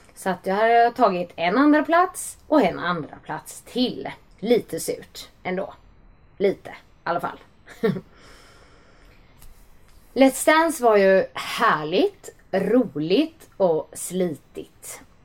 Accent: Gothenburg, Västra Götaland, Sweden; Jag växte upp i Johanneberg i en stadsdel nära centrala Göteborg

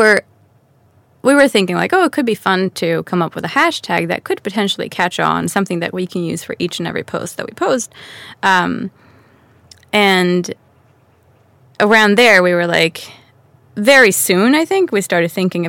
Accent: Stockholm, Stockholm County, Sweden; also born or lived in New York City; now in Yxlan, Sweden; Born and raised in Stockholm

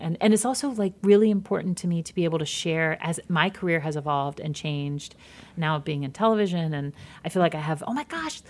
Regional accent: Midwest, United States; I'm from the Midwest too, you know, it's like, you don't have to be an asshole to kind of succeed

